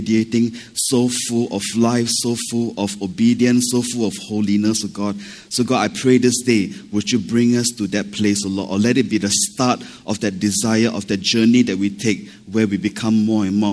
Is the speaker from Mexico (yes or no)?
no; Malaysia; now in Singapore; I'm Malaysian